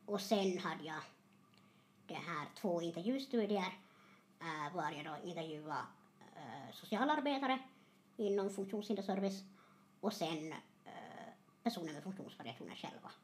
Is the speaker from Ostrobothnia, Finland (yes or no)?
yes; Terjärv, Ostrobothnia, Finland; jag är hemma från Terjärv. Mm. Uppvuxen i en tvåspråkig familj